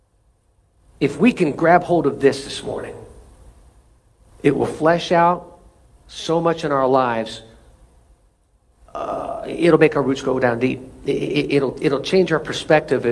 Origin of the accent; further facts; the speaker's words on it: United States; as an American